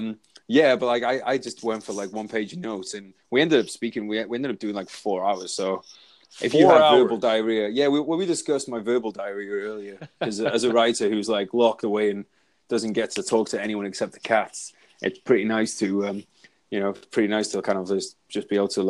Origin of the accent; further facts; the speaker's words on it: Wales, United Kingdom; accent: Welsh; I have a bit more of a Welsh accent on there, but you smashed it.